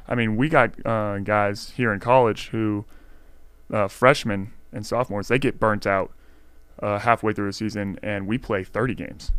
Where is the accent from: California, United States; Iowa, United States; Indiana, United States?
California, United States; Stockton; I'm from Stockton